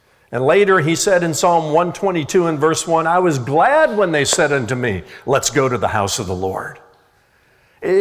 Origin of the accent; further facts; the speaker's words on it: Indiana, United States; when I was a young boy growing up in Indiana